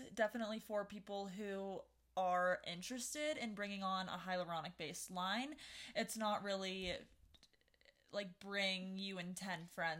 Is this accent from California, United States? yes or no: yes; California, United States; now in Utah, United States; I'm from California